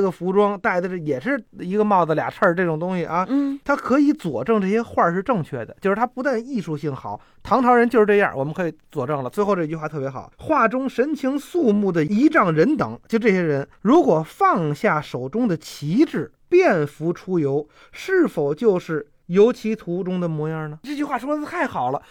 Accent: Beijing, China; 就跟我们北京人那个过去民国时候游二闸似的

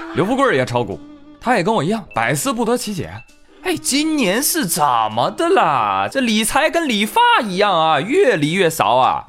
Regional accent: Jiangsu, China; 我是江苏人

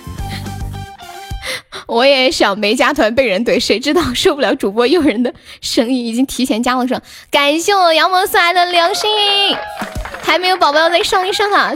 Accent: Sichuan, China; 我是四川的

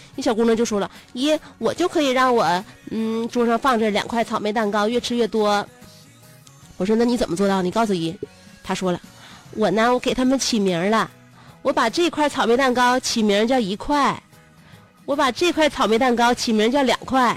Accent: China; 我们中国人民

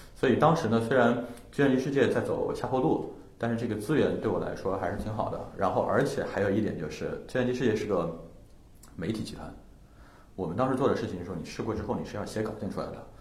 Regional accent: Changsha, Hunan, China; moved away; 因为我是一直在长沙长大的，我爸妈嗯。也现在还生活在长沙

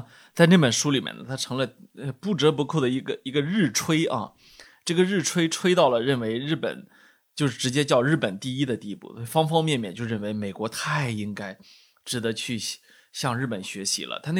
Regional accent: China; 呃，当然是我觉得是属于中呃我们中国人非常熟悉的一位呃美国学者了啊

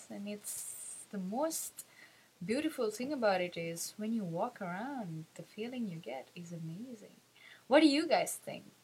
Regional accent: Sri Lanka; I'm from Sri Lanka.

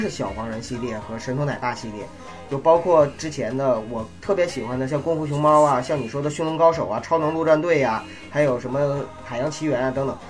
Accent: China; 我们中国人

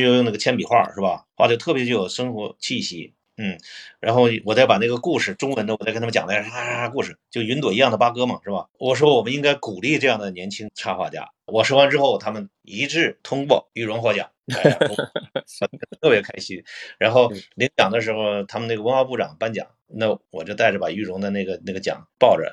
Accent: China; 其实就我一个中国人

